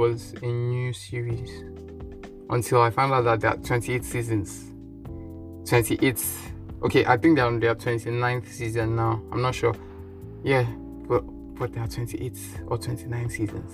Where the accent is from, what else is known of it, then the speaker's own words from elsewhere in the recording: Nigeria; The Nigerian in me says no, because the African in me says no